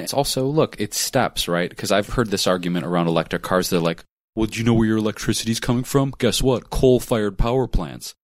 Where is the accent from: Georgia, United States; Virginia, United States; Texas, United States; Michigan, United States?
Michigan, United States; Detroit; now in Los Angeles, United States; my entire life growing up in Detroit